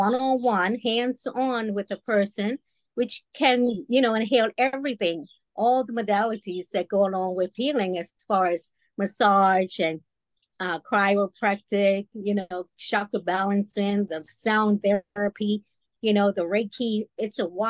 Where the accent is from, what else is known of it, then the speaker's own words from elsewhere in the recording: Bermuda; I was brought up in Bermuda.